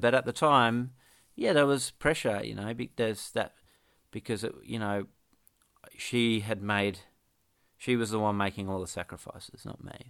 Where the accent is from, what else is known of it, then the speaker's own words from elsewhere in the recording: Perth, Western Australia, Australia; now in Ocean Grove, Australia; I grew up in Perth